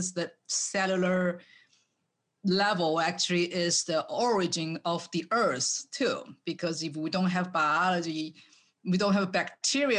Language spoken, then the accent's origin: English; Taiwan; English is a second language; moved away as an adult; now in United States; when I growing up in Taiwan